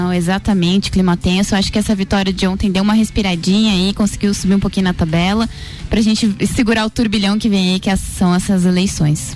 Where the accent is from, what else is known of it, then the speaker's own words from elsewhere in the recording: Brazil; enquanto brasileiro